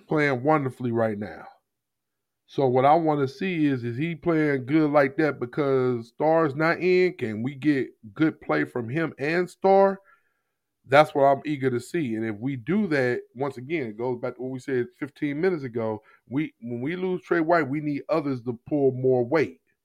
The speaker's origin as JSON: {"language": "English", "town": "Jennings", "region": "Missouri", "country": "United States", "tie": "born or raised there", "said": "I grew up in Jennings, Missouri."}